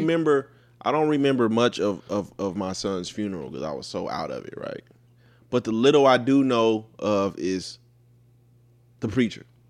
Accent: United States; an American, a black American

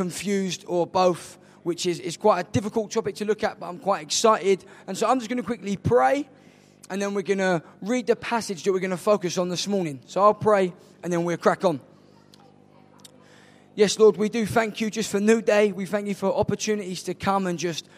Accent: London, United Kingdom; also born or lived in Nottingham; I'm from South East London.

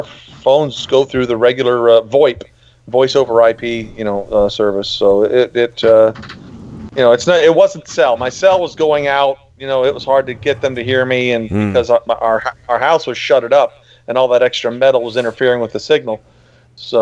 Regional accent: Miami, Florida, United States; moved away; My parents still have a house that the house that I grew up in down in Miami

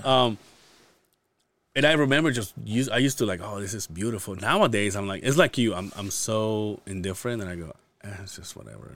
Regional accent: Yucatan Peninsula, Yucatán, Mexico; now in Utah, United States; I'm from the Yucatan Peninsula, where all the Mayan ruins are

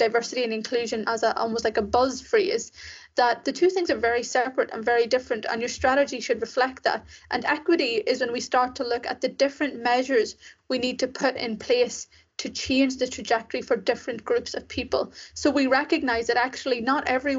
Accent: Ireland; also born or lived in Sri Lanka; I was raised in Ireland, as you can probably tell from my accent. And so I spent my whole life there

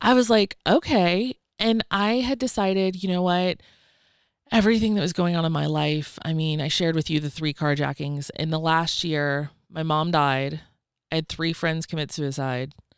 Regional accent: Georgia, United States; also born or lived in Atlanta, Georgia; I'm from Georgia. I lived in Atlanta when I shared that story, but I'm actually from a tiny, tiny town of six hundred

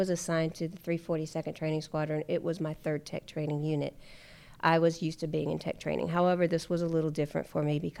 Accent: North Carolina, United States; moved away as an adult; I'm from North Carolina

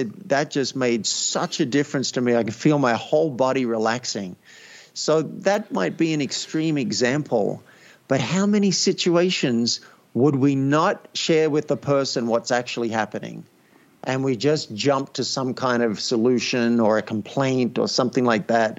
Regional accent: Australia; I grew up in Australia

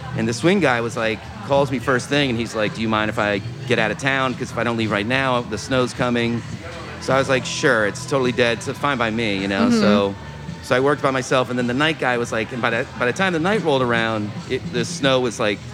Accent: Maryland, United States; moved away as an adult; also born or lived in Vermont; now in New York, United States; I grew up in Maryland.

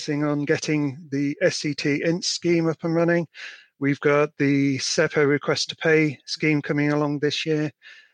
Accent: Yorkshire and the Humber, United Kingdom; now in Chester, United Kingdom; I am a Yorkshireman

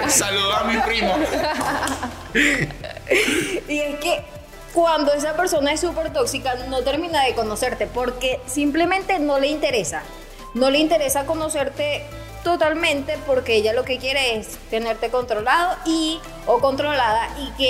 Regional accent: Venezuela; Ajá, y entonces es allí donde a nosotros como venezolanos no sabemos otras culturas, pero para nosotros es natural, es normal.

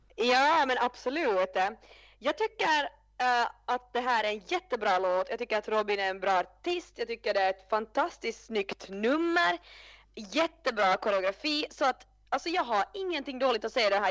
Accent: Finland; jag är ju från Finland

